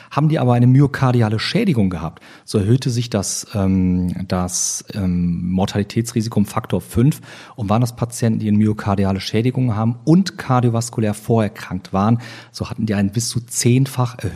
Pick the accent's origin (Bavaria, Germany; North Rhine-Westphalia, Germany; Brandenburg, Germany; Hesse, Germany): North Rhine-Westphalia, Germany; Oberhausen; also born or lived in Cologne / Düsseldorf; bin geboren in Köln, aufgewachsen in Oberhausen, also ein Kind des Ruhrgebietes und in Düsseldorf